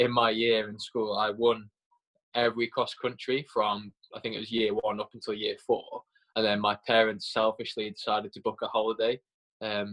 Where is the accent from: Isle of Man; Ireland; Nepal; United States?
Isle of Man; Port Erin; also born or lived in Derby, England; So basically all my childhood memories are from the Isle of Man